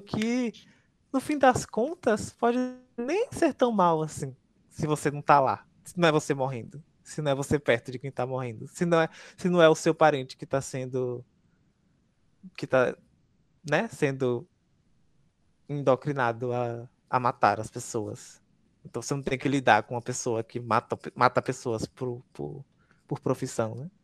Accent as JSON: {"language": "Portuguese", "region": "Northeast Region", "country": "Brazil", "said": "eu vou ser hostilizado com, como nordestino"}